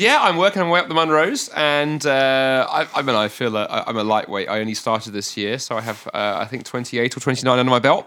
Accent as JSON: {"language": "English", "region": "London", "country": "United Kingdom", "tie": "born or raised there", "moved": "as an adult", "lives_now": "Scotland", "said": "I was raised in London"}